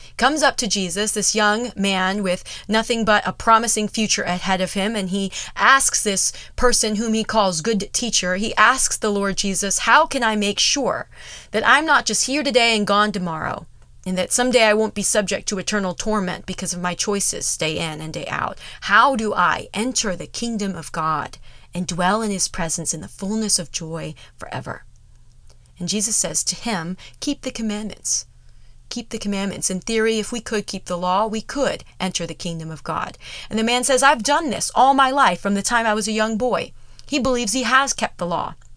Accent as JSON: {"language": "English", "country": "United States", "said": "we are so in danger of as American Christians"}